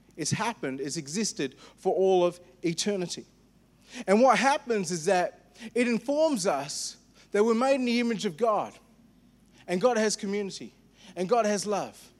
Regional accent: India; I'm an Indian

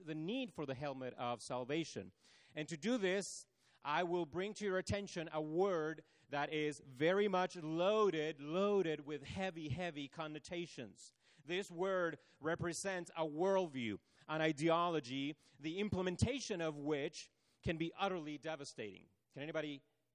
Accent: Chile; moved away; growing up in Chile how our schools would do earthquake drills.

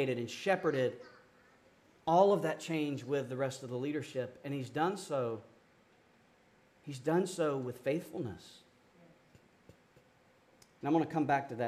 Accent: Georgia, United States; moved away as an adult; also born or lived in Amarillo, Texas; now in Williamsburg, United States; I'm from Georgia

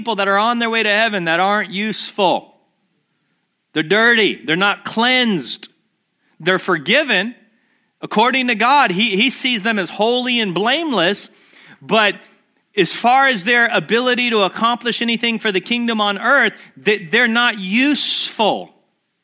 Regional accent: United States; we as Americans

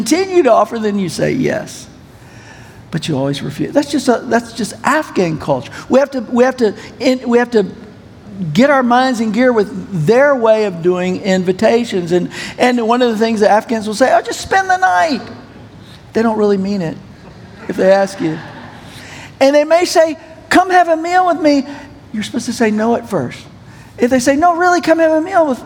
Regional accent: United States; also born or lived in Pakistan; I'm an American

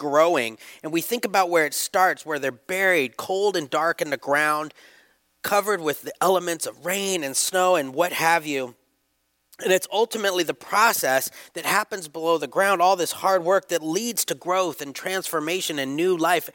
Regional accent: United States; I'm American. I'm very happy to be American.

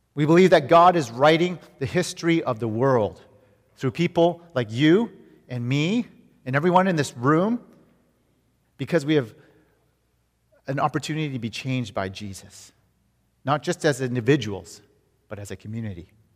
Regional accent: Vancouver, British Columbia, Canada; moved away; we're from Vancouver, Canada

